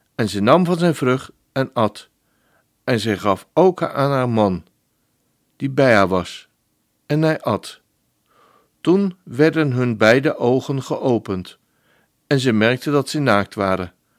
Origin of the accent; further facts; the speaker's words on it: Netherlands; als een echte Nederlander